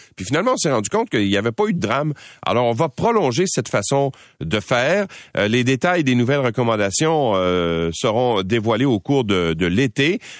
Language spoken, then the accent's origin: French; Quebec, Canada; chez nous au Québec